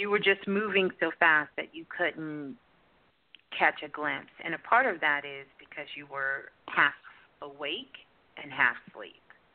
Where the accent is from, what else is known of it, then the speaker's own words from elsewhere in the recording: New York City, New York, United States; I'm from Brooklyn. Brooklyn girl